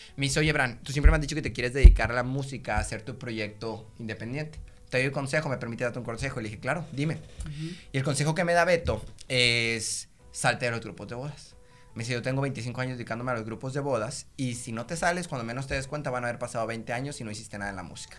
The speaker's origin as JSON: {"language": "Spanish", "town": "Monterrey", "region": "Nuevo León", "country": "Mexico", "said": "yo soy aquí de Monterrey, tengo 25 años"}